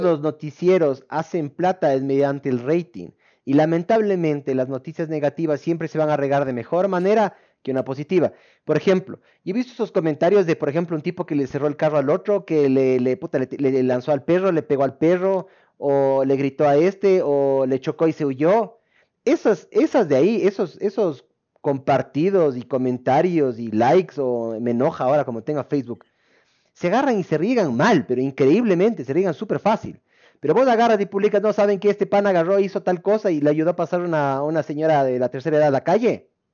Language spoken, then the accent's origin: Spanish; Ecuador; nosotros como ecuatorianos